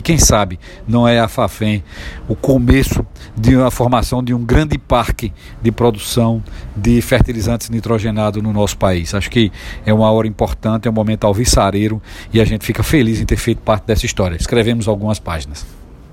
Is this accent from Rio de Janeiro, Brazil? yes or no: no; Laranjeiras, Sergipe, Brazil; É minha terra querida, é minhas origens, né? São as minhas origens laranjeiras